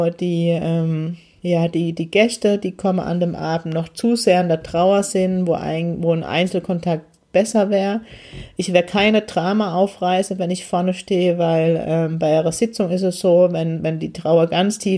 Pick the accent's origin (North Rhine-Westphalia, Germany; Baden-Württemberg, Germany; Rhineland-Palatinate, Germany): Baden-Württemberg, Germany; Heidelberg; ist die große Demo in Heidelberg, meine Heimatstadt.